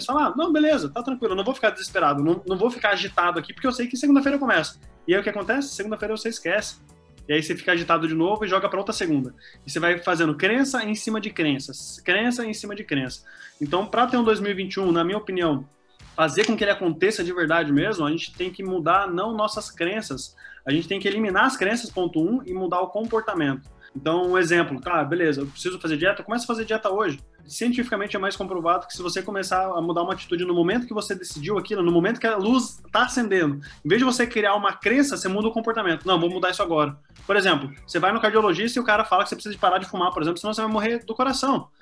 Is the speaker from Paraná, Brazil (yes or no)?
yes; Curitiba, Paraná, Brazil; moved away as an adult; now in Northeast, Brazil; atualmente eu sou de Curitiba, morava na cidade do Rafa